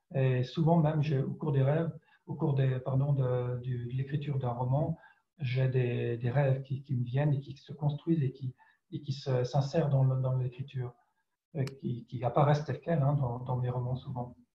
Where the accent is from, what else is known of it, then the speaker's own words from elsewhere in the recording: France; first language French; also born or lived in Ireland; J'étais éduqué en français, en France, c'est ma langue maternelle